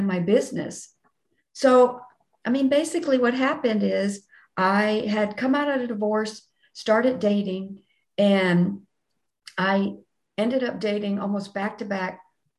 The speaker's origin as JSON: {"language": "English", "region": "Texas", "country": "United States", "said": "I'm from Texas"}